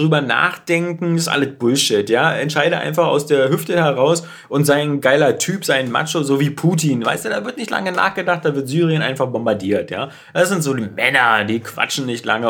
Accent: Berlin, Germany; bei uns in Berlin

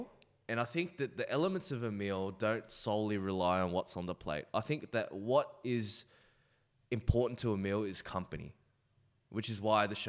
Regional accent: Australia; I'm Australian.

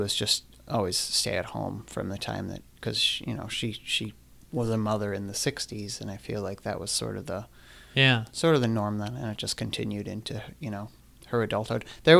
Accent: Oak Forest, Illinois, United States; I grew up in Oak Forest, Illinois.

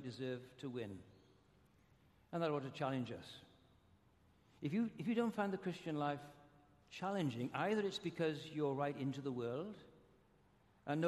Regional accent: Wales, United Kingdom; moved away; I come from Wales, which is a kind of socialist country

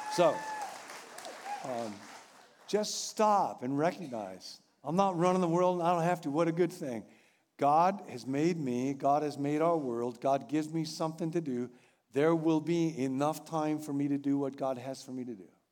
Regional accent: Rockville, Illinois, United States; moved away; my hometown, Rockville, Illinois

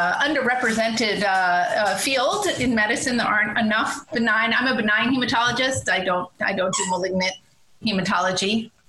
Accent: right outside of Boston, Massachusetts, United States; moved away as an adult; I grew up right outside of Boston.

